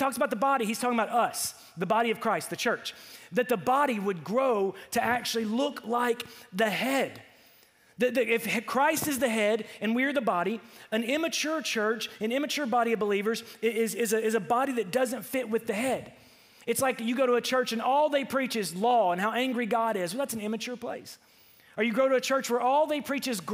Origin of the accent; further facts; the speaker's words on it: Ferndale, Arkansas, United States; I was from Ferndale